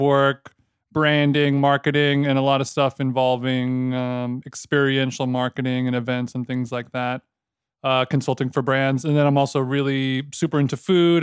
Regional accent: Orange County, California, United States; also born or lived in Los Angeles; I'm from Orange County, California, and then I moved to L A, early twenties.

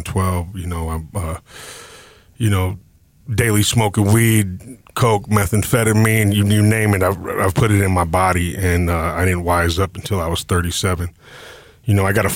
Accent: Denver, Colorado, United States; I am a Denver native

